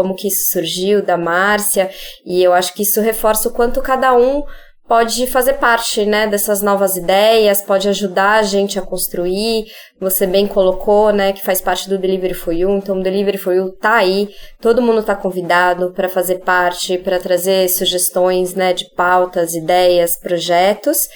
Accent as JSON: {"language": "Portuguese", "region": "São Paulo", "country": "Brazil", "said": "Sou paulistana, tô aqui em São Paulo."}